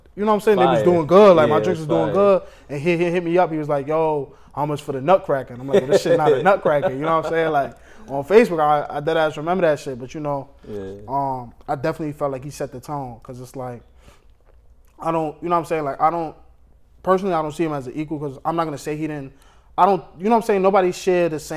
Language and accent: English; New York City, New York, United States; I'm from East New York, I pretty much went to school in East New York all my life